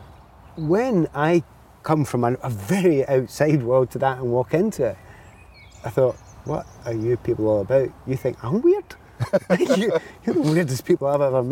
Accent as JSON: {"language": "English", "town": "Glasgow", "region": "Scotland", "country": "United Kingdom", "tie": "born or raised there", "said": "as a kid growing up in the Easter House"}